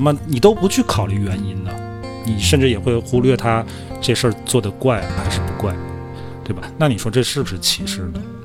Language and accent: Chinese; Inner Mongolia, China; moved away; 我这作为个一个内蒙人，我天津话还算地道